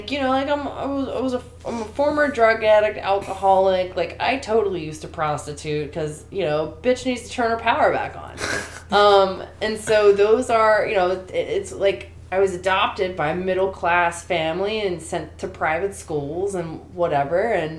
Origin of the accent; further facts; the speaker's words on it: Baltimore, Maryland, United States; moved away as an adult; also born or lived in Washington, D.C. / New York / Prescott, Arizona; now in Los Angeles, United States; I'm from Baltimore, everyone's negative.